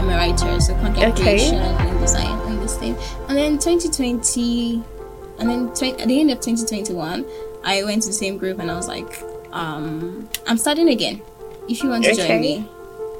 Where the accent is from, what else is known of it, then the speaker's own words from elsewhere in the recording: Ibadan, Oyo, Nigeria; I'm an Ibadan girl. I'm not from Ibadan, but I was born and bred here, and I'm schooling here.